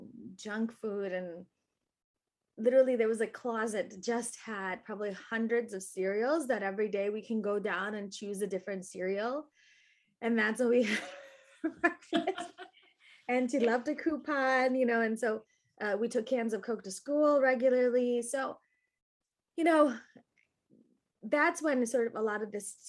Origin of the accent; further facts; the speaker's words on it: Naperville, Illinois, United States; I grew up in Naperville, Illinois